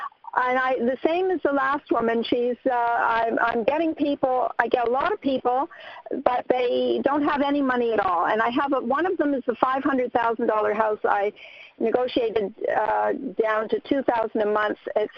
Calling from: Minnesota, United States; from Minnesota.

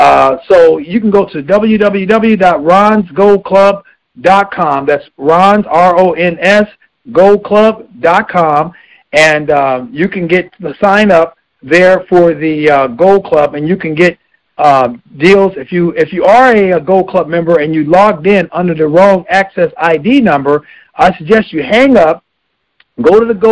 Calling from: Los Angeles, California, United States; I'm calling from Los Angeles, California

